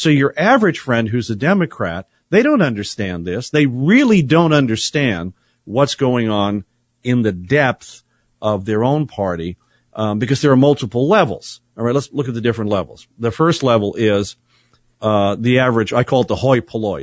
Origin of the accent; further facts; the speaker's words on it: San Bernardino, California, United States; moved away; my hometown of San Bernardino, Riverside